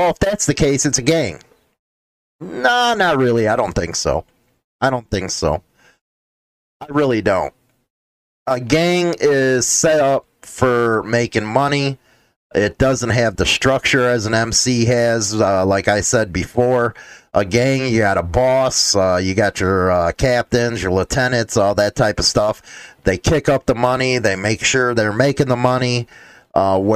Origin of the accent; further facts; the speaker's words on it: Midwest, United States; I come from the Midwest.